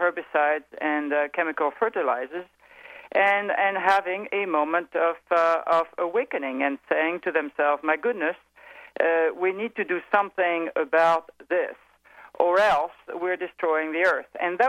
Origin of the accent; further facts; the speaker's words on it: France; accent: French; English is a second language; moved away; I'm evidently French. I think everybody has picked that up from my accent.